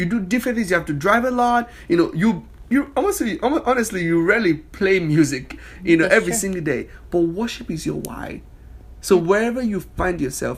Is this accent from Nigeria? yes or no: yes; Nigeria; moved away as an adult; now in United States; I'm from Nigeria, West Africa.